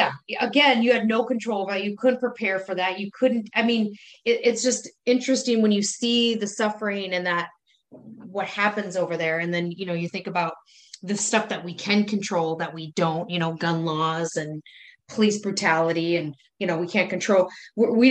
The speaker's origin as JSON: {"language": "English", "country": "United States", "said": "as an American"}